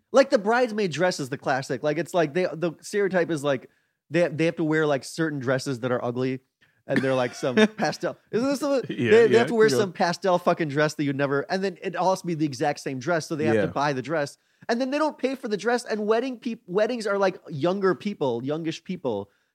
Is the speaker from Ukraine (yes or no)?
no; India; Chris is black. I'm Indian.